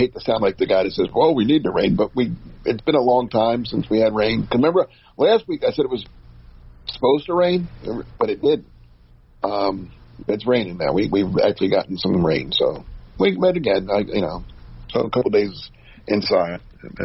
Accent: New Jersey, United States; I grew up in New Jersey

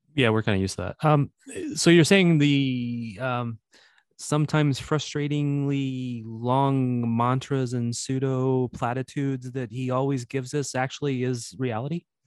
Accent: Missouri, United States; accent: Missouri; my Missouri accent

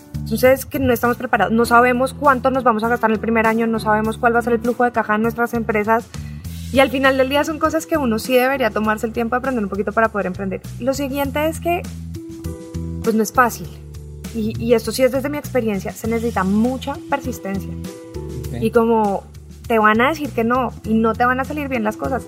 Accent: Colombia; moved away as an adult; now in Mexico; yo soy una colombiana abogada que se vino a abrir su startup en México

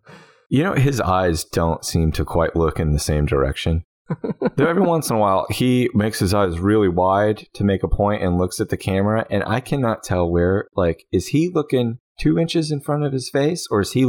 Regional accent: Texas, United States; I'm from Texas, and when you're in Texas and you're rich, you get shit that's made of gold.

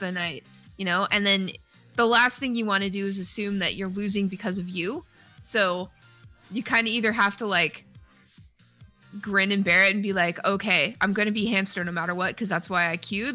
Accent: Canada; because I'm Canadian

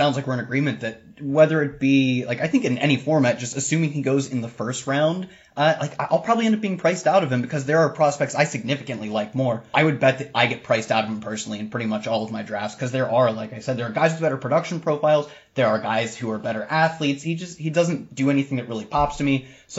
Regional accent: Ohio, United States; these are both schools from my home state. I drive by them on ways to bigger schools all the time. on ways to go, if I go to Ohio State

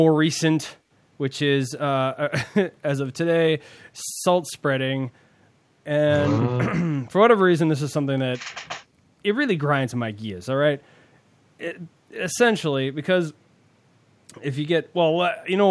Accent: United States; as an American

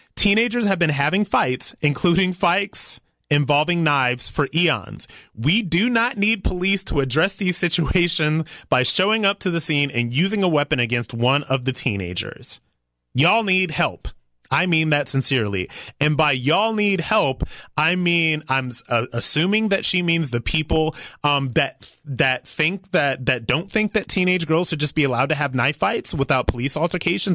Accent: Ohio, United States

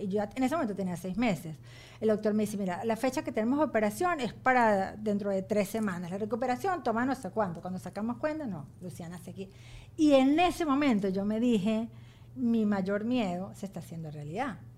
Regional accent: Venezuela; moved away as an adult; also born or lived in Ohio, United States; now in United States; yo jamás me voy a ir de Venezuela, yo voy y vengo porque yo de Venezuela no me voy nunca

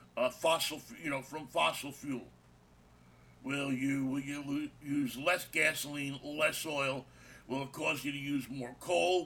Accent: New York City, New York, United States; We grew up together in Jackson Heights.

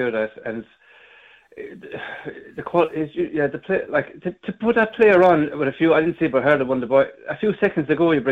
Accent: Ireland; I'm an Irishman

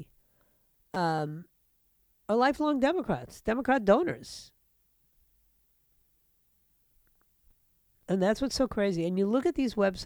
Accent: New York City, New York, United States; New York, my hometown, New York City

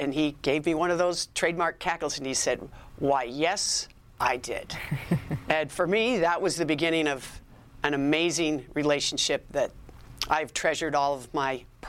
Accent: Boston, Massachusetts, United States; I'm approaching this person that I have idolized my young life growing up in Boston

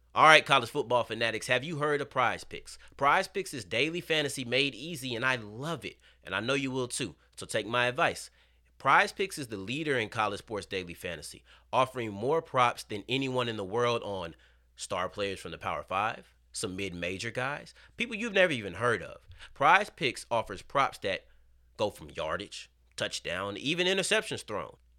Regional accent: Texas, United States; I'm from Texas. We don't say hooping just to mean balling on the court

